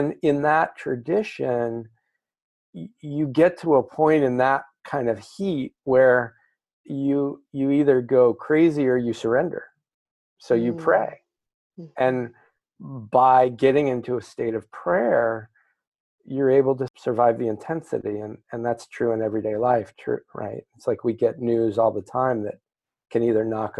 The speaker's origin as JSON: {"language": "English", "region": "New Mexico", "country": "United States", "tie": "born or raised there", "said": "I grew up in New Mexico"}